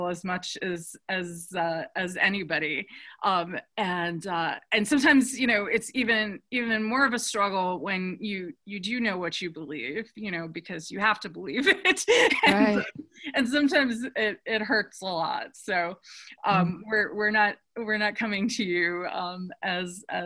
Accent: New York, United States; I'm from New York

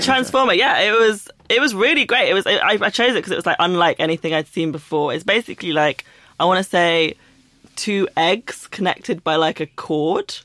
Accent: London, United Kingdom; I grew up in London

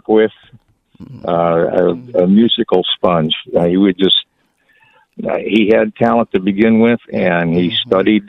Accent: Chicago, Illinois, United States; I'm from Chicago.

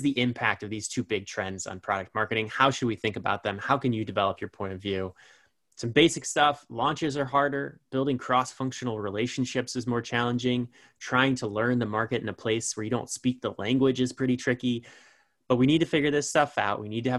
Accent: Elkhart, Indiana, United States; I'm from Elkhart.

